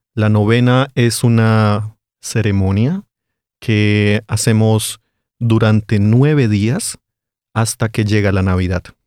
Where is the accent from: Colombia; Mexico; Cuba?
Colombia; Bogotá, Bogotá Capital District; accent: Colombian; Yo soy de Bogotá y allí comemos sopa